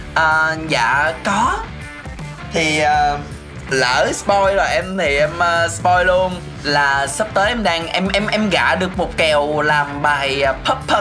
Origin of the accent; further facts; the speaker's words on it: Mekong Delta, Vietnam; em muốn kiểu quảng cáo quê hương của mình đến càng nhiều người càng tốt ừ. để mọi người biết là miền tây nó nhẹ nhàng